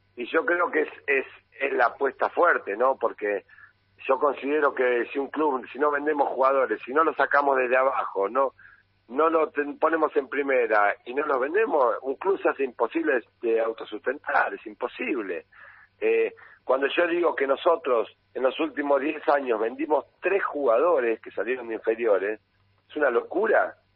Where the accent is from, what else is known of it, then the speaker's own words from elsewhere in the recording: Cañuelas, Buenos Aires Province, Argentina; soy de Cañuelas, nacido y criado en Cañuelas y vivo en Cañuelas